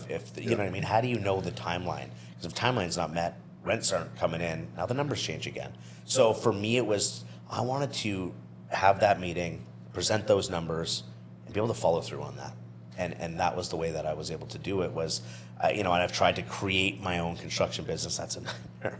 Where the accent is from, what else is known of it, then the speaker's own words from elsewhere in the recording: New Brunswick, Canada; moved away; I'm from New Brunswick, so this is still kind of new